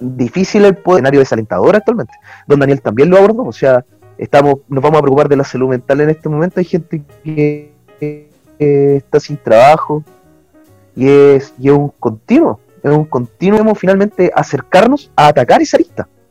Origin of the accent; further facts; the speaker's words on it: Chile; nosotros como chilenos